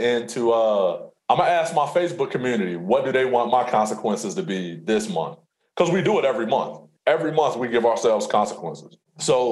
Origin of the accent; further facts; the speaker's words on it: Alton, Illinois, United States; I'm from Alton